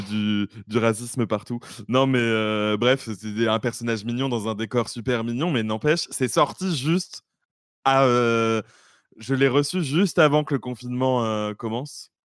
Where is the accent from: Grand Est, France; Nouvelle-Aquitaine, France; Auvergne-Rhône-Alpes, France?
Nouvelle-Aquitaine, France; Bordeaux; je suis de Bordeaux